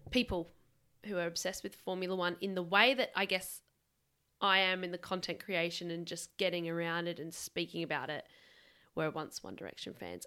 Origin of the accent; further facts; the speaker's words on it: Adelaide, South Australia, Australia; we are from South Australia.